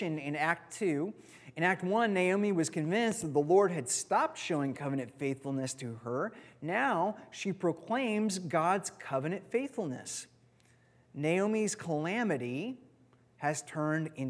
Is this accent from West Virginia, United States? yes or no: no; California, United States; moved away; where we grew up in California